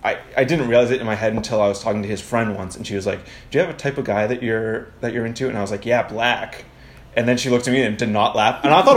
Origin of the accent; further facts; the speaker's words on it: Maine, United States; I grew up in small town Maine forever. Just fields of white people, things.